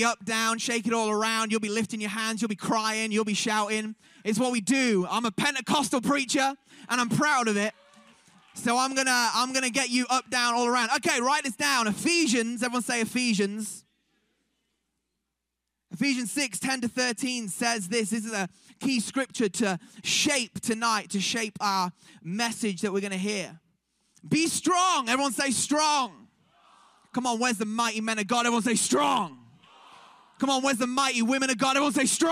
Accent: Manchester, North West England, United Kingdom; we're from Manchester, England

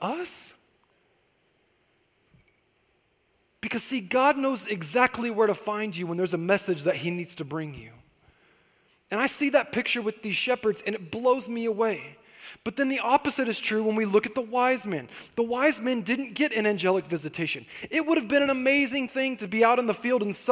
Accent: Corona, California, United States; moved away as an adult; also born or lived in Temecula Valley; now in Temecula, United States; I grew up in Corona, and I had moved out here to the Temecula Valley

